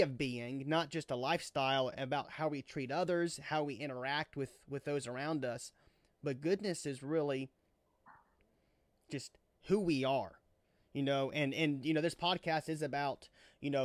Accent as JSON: {"language": "English", "town": "Baton Rouge", "region": "Louisiana", "country": "United States", "tie": "born or raised there", "said": "Doug was our minister growing up in Baton Rouge"}